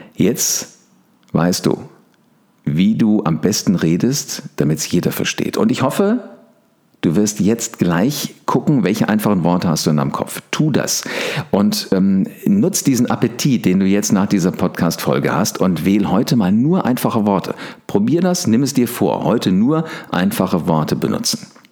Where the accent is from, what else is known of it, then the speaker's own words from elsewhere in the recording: Wiesbaden, Hesse, Germany; ich war das einzige Nordlicht, Nordlicht, also ich komme aus Wiesbaden